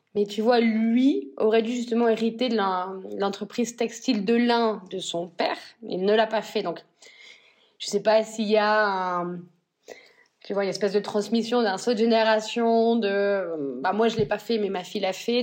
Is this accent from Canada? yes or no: no; northern France, France; moved away as an adult; also born or lived in Paris / London; now in Spain; je viens donc du nord de la France et mes deux familles viennent de l'industrie textile